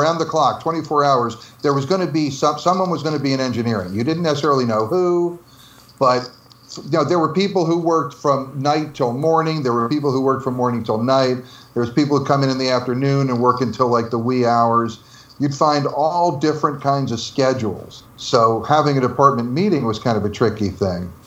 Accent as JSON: {"language": "English", "region": "New Jersey", "country": "United States", "said": "I'm from New Jersey"}